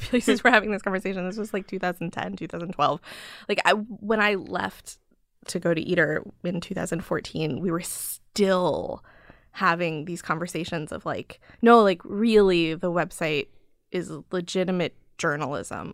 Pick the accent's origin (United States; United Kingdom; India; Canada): United States; Chicago, Illinois; moved away; also born or lived in New York; I grew up in Chicago